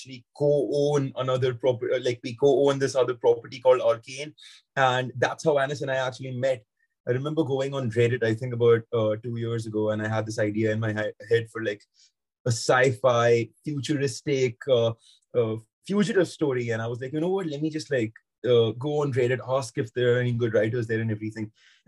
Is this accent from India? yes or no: yes; India; now in London, United Kingdom; So I'm from India, but I'm in London at the moment